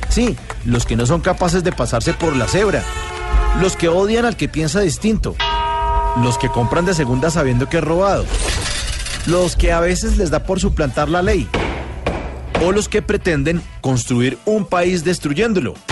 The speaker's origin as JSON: {"language": "Spanish", "country": "Colombia", "said": "como colombiano"}